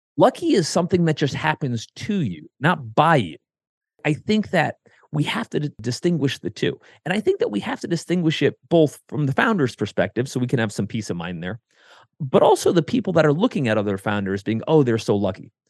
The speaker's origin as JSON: {"language": "English", "region": "Connecticut", "country": "United States", "tie": "born or raised there", "moved": "yes", "lives_now": "Columbus, United States", "said": "I grew up in Connecticut"}